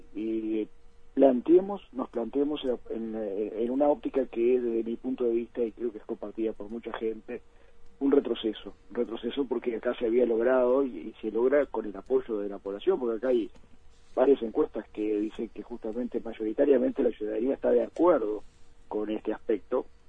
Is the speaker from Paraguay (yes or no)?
no; Uruguay